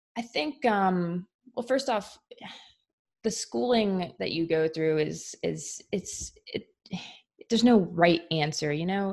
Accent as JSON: {"language": "English", "area": "Philadelphia suburbs", "region": "Pennsylvania", "country": "United States", "tie": "born or raised there", "said": "I grew up in the Philly suburbs."}